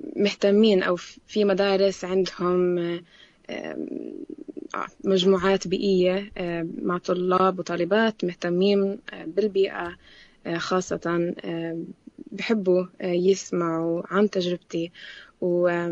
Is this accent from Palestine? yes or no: yes; Jerusalem, Palestine; also born or lived in Amman, Jordan; أنا بنت القدس تربيت طول, طول عمري بالقدس بين القدس وعمان